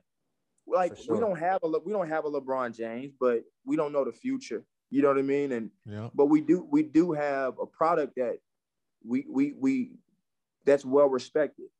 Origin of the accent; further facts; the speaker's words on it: Nigeria; I'm Nigerian